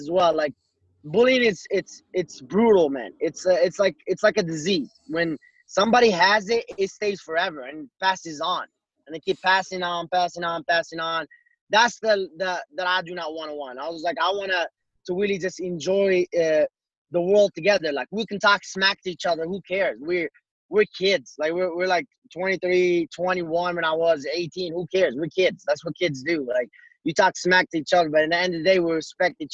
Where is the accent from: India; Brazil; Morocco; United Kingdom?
Morocco; also born or lived in Colorado; now in United States; being in the United States and growing up in Morocco